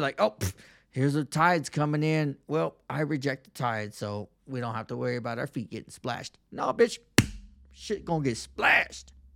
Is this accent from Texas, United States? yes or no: yes; Texas, United States; I'm from the South South. I'm from Texas.